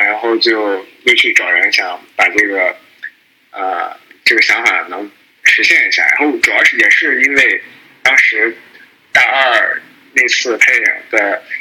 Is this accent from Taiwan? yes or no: no; Qingdao, Shandong, China; moved away as an adult; now in United States; 我也是青岛人，我现在在美国，呃，干程序员儿